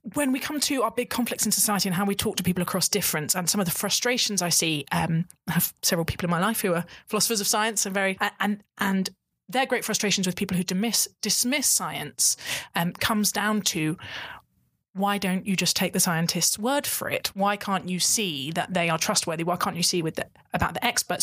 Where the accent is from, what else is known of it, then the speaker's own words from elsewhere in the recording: United Kingdom; as a British person